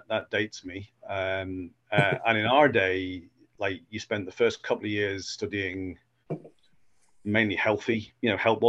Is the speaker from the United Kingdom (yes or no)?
yes; Cheshire, North West England, United Kingdom; moved away as an adult; also born or lived in Edinburgh, Scotland; now in Dumfries, United Kingdom; I was from Cheshire originally